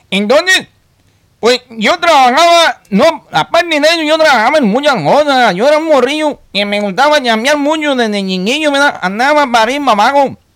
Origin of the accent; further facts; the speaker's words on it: Florencia, Mexico; now in Virginia, United States; de Florencia. Y pues ahí me han apodado así. Yo nací ahí en la calle Avenida Morelos. Ahí, ahí tenían su casa. Yo ahí viví muchos años, muchos años. Hasta que me vine y pagaba al otro lado.